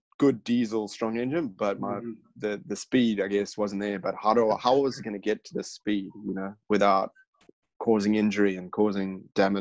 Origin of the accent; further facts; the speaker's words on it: Zimbabwe; now in Australia; my home country, Zimbabwe.